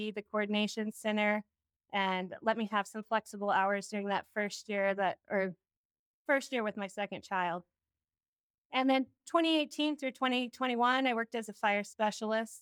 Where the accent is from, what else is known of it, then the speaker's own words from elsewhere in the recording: Winnemucca, Nevada, United States; moved away as an adult; now in Alaska, United States; I grew up in Winnemucca, Nevada. I went to high school there.